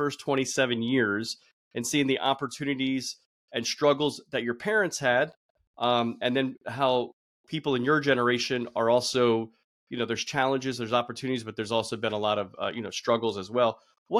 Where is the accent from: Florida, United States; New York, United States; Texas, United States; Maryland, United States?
Florida, United States; Broward County; also born or lived in Miami; I was born in Miami, raised in Broward, though.